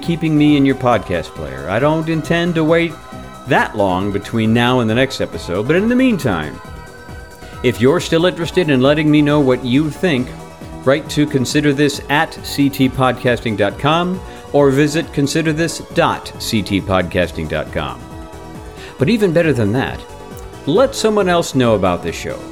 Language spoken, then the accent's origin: English; Atlanta, Georgia, United States; my hometown boys, the Atlanta Braves